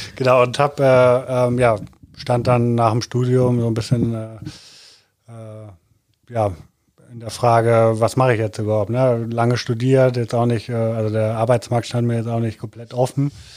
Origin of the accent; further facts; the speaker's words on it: Hamburg, Germany; now in Cologne, Germany; ich komme aus Hamburg, äh, wohne in Köln